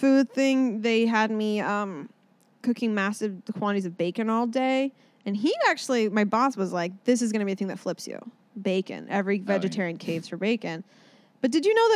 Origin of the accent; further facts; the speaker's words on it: Orcas Island, Washington, United States; now in Los Angeles, United States; I'm from Orcas Island, Washington State. It's on the border of Canada and like America